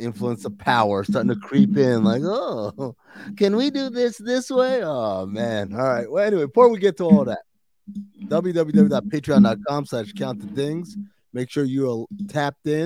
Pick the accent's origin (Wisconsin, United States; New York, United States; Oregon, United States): New York, United States; moved away; I grew up in New York